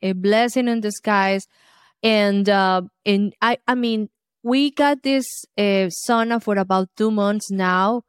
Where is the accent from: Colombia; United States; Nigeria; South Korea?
Colombia; moved away; I grew up in Colombia, South America